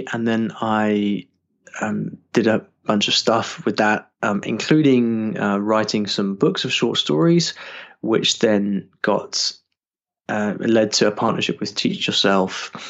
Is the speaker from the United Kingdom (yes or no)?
yes; United Kingdom; Sure. Okay, so hi everybody … I'm from the UK, although sometimes people think I'm Australian when they hear me talk.